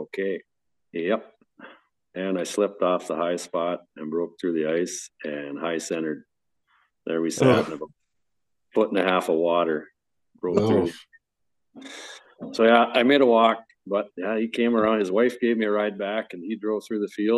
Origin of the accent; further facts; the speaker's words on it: North Dakota, United States; I grew up in North Dakota and that's what I got started on with waterfowl